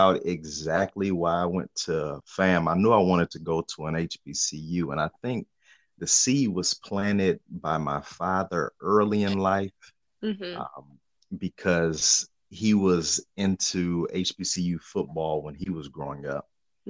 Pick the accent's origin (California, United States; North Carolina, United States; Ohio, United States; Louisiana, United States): Ohio, United States; Shaker Heights; moved away; also born or lived in Chicago; I'm from Cleveland.